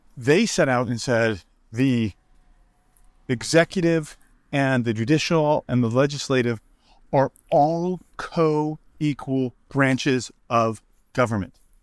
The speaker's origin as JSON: {"language": "English", "country": "United States", "said": "I'm American"}